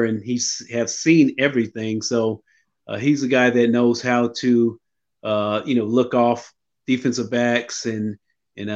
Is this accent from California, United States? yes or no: yes; Sacramento, California, United States; I grew up in Sacramento, California